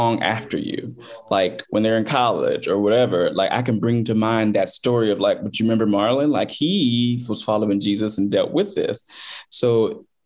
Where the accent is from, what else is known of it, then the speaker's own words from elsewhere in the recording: Chicago, Illinois, United States; I grew up in the South suburbs of Chicago